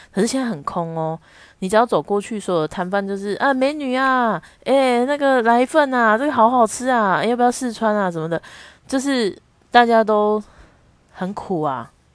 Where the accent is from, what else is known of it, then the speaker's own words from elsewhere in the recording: Taichung, Taiwan; 我们台中人